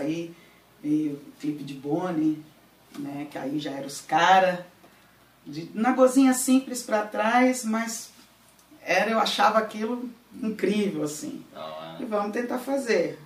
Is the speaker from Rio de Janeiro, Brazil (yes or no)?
no; Paulínia, São Paulo, Brazil; also born or lived in Campinas; Sou daqui de Paulina, só não nasci porque Paulina não tinha hospital em 1980.